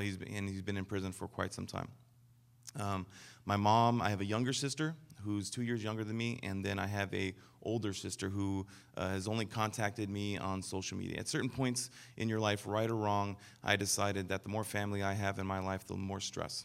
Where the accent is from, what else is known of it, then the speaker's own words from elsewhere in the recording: Denver, Colorado, United States; I was born in Denver, Colorado